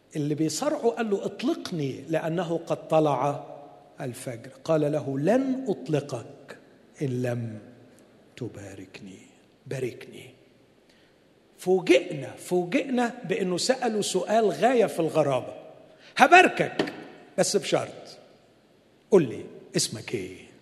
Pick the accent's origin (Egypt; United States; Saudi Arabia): Egypt; عندنا في مصر